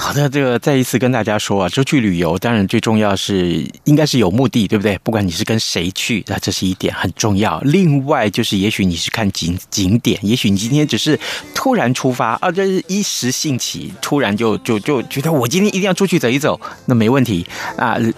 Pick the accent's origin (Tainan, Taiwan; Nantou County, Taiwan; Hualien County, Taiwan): Tainan, Taiwan; 我们台南人不一样啊